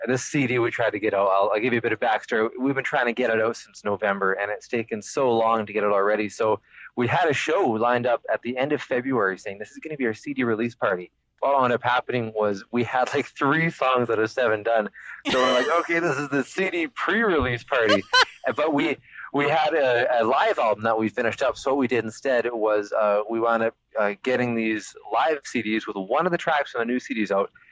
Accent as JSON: {"language": "English", "town": "Vancouver", "region": "British Columbia", "country": "Canada", "said": "We're from the West Coast, as far as you can get."}